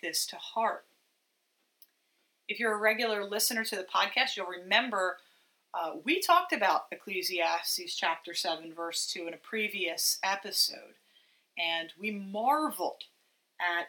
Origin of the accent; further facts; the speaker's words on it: United States; American Christians